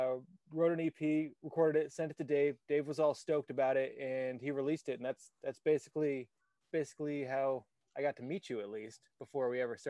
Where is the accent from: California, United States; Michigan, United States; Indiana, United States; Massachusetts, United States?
Massachusetts, United States; Boston; moved away as an adult; now in Chicago, United States; I've lived here in Chicago for about half my life now. Grew up in Boston, not terribly far away on the East Coast, and moved here for college, never left.